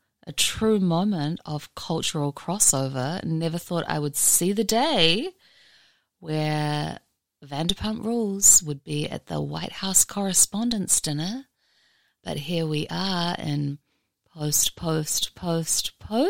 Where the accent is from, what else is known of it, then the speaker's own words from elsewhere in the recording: New Zealand; now in Mojave Desert, United States; I'm a New Zealander